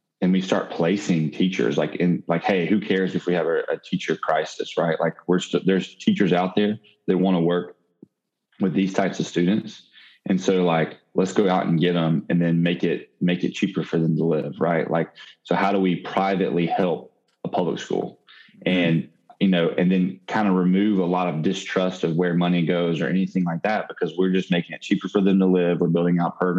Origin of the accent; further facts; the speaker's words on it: Mississippi, United States; I'm from Mississippi. I've never lived outside of Mississippi.